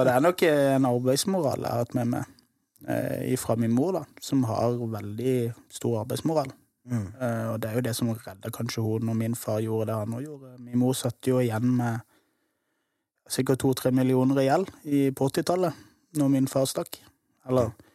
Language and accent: Norwegian; Kristiansand, Agder, Norway; Jeg vokste opp på Søm